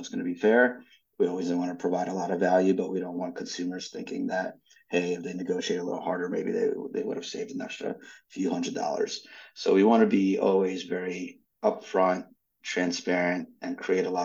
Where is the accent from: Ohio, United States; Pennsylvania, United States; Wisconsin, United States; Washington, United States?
Pennsylvania, United States; Philadelphia; also born or lived in Ukraine / New York / Atlanta; We grew up in Philadelphia, and I was living in New York